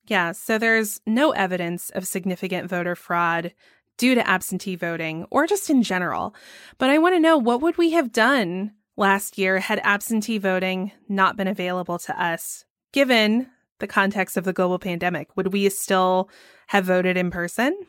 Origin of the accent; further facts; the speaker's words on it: Georgia, United States; here in my home state of Georgia